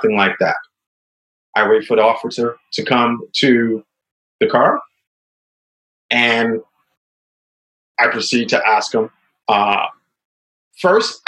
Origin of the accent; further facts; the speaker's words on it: New York City, New York, United States; I grew up in the South Bronx during the crack epidemic